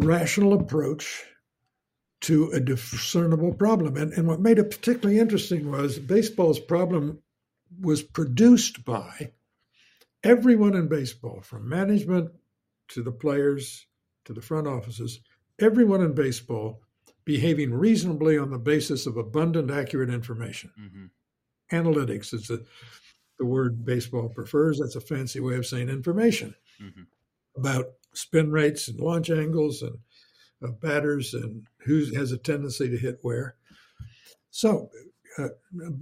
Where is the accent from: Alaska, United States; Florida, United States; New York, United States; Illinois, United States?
Illinois, United States; Champaign; moved away as an adult; I'm from Central Illinois, from Champaign